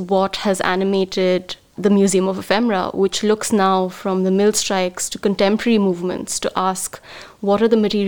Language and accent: English; Mumbai, Maharashtra, India; moved away; I grew up in Bombay